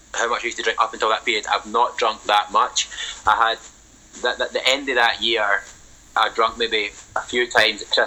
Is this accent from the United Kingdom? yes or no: yes; Scotland, United Kingdom; That is totally not uncommon in Scotland, especially the working class communities where I grew up